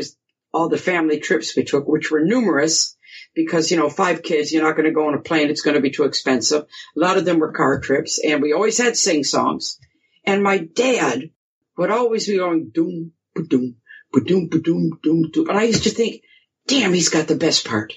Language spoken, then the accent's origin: English; Grosse Pointe Woods, Michigan, United States; accent: American; moved away as an adult; now in England; I was born and raised in Grosse Pointe Woods, you know, suburb, and then we moved to Grosse Pointe Farms when I was about 14